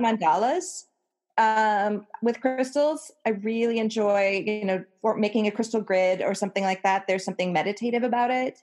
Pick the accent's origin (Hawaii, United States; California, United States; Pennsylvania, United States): Hawaii, United States; born or raised there